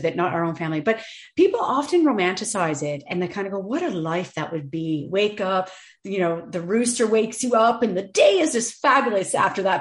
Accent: Canada; now in Ireland; I'm originally from Canada

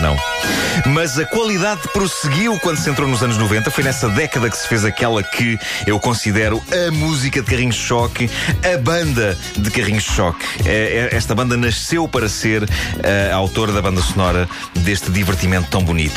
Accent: Lisbon, Portugal; Eu vivi a minha infância em Lisboa

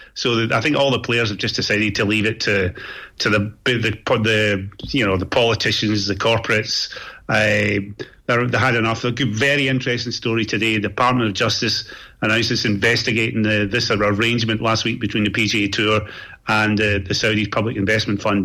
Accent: Scot, Scotland, United Kingdom; Speaking as a Scot

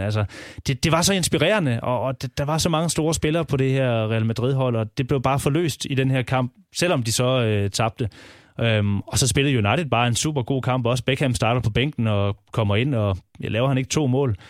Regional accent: Southern Jutland, Southern Denmark, Denmark; jeg er fra Sønderjylland

